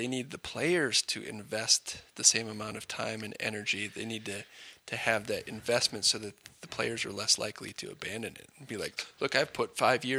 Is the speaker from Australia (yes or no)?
no; United States; moved away; I'm from the States